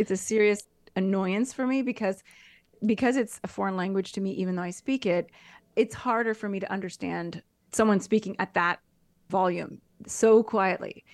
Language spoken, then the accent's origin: English; United States; now in Italy; me as an American